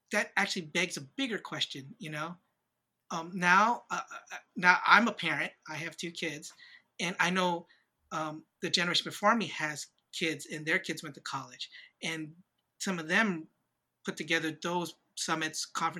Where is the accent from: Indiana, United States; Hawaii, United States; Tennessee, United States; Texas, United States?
Hawaii, United States; moved away; also born or lived in San Diego; when I was a kid, I grew up in Hawaii